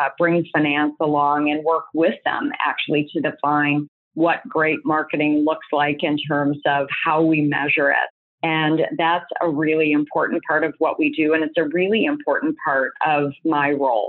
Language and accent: English; United States; also born or lived in Canada; I'm American.